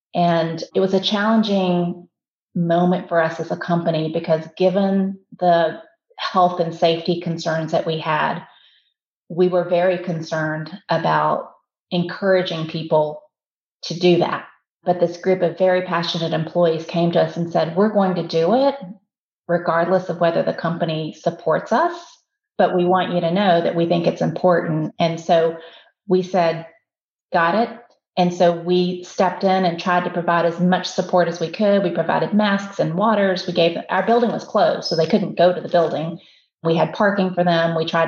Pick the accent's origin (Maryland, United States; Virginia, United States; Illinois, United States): Virginia, United States; Southwest; now in Atlanta, United States; I was born in this country, was raised in Southwest Virginia. I'm about as American as you can get.